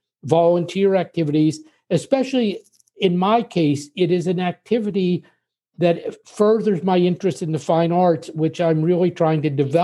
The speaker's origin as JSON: {"language": "English", "region": "Pennsylvania", "country": "United States", "tie": "born or raised there", "lives_now": "Paris, France", "said": "because I grew up in Pennsylvania, but all of my only one of the five children my parents had stayed in Pittsburgh."}